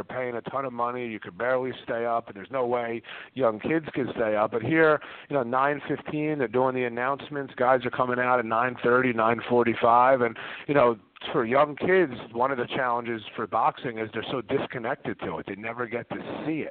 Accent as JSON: {"language": "English", "region": "New Jersey", "country": "United States", "tie": "born or raised there", "said": "myself growing up in Jersey and playing hoops"}